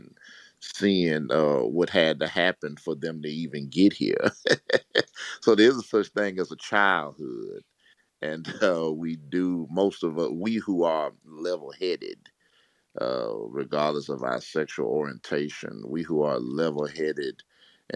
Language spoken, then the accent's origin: English; Mississippi, United States; As a country boy growing up in Mississippi, you know, we used to hunt